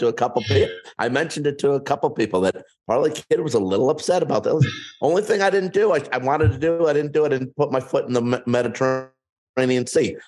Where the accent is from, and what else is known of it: United States